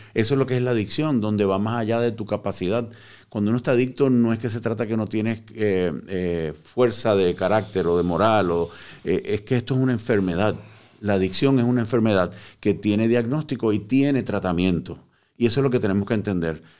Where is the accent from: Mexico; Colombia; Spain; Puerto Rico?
Puerto Rico; moved away; also born or lived in Cuba; Yo eh, nací en Cuba, me crié en Puerto Rico